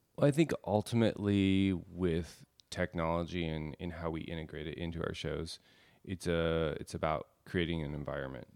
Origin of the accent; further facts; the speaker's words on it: Alaska, United States; growing up in Alaska